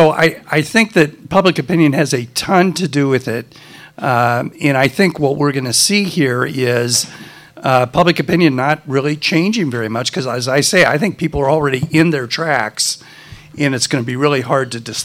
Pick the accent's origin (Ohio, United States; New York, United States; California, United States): Ohio, United States; Lima; moved away; I grew up in Lima, Ohio.